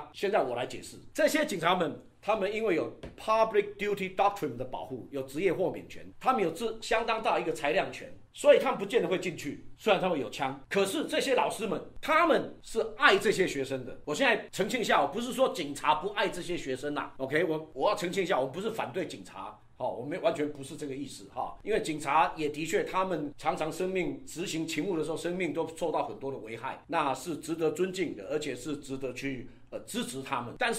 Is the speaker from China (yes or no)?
no; Taiwan; 以前我们小时候只能玩水枪啊。我们台湾长大只能玩水枪哎